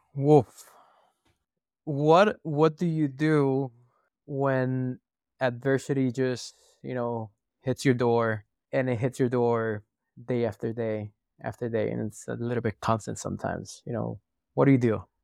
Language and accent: English; Puerto Rico; moved away; also born or lived in San Francisco / Texas; We're from Puerto Rico. The weather is quite nice